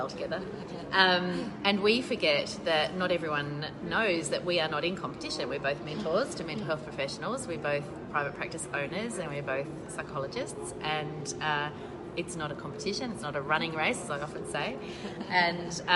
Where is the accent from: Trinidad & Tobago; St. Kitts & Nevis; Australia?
Australia; I'm an Australian clinical and forensic psychologist